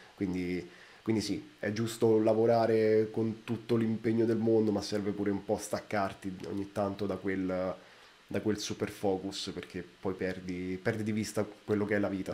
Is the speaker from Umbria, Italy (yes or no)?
no; Rome, Lazio, Italy; Io vengo da Roma